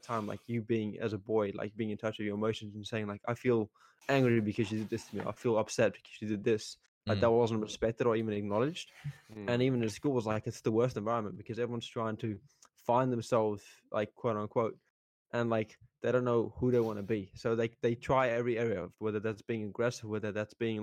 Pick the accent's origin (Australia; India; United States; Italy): Australia; Kalgoorlie, Western Australia; also born or lived in South Africa; when we moved to Australia, we grew up in Kalgoorlie